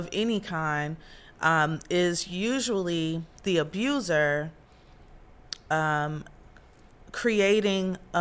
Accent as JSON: {"language": "English", "region": "Midwest", "country": "United States", "moved": "yes", "said": "I'm from the Midwest"}